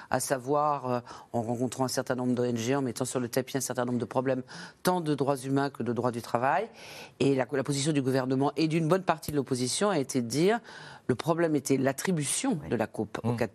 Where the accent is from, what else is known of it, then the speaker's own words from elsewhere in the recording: France; now in Morocco; mon pays d'origine, c'est la France, mais je vis ici depuis presque 20 ans et, mon cœur est ici.